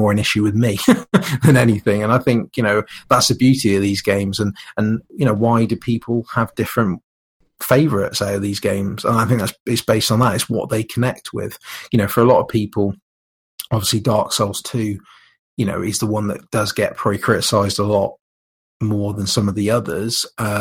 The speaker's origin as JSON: {"language": "English", "country": "United Kingdom", "said": "being British"}